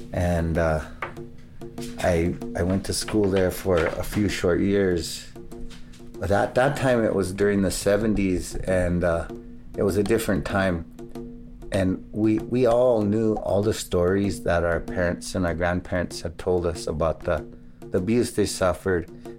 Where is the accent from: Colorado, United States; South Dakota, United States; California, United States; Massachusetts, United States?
South Dakota, United States; Pine Ridge; I'm from Pine Ridge, South Dakota.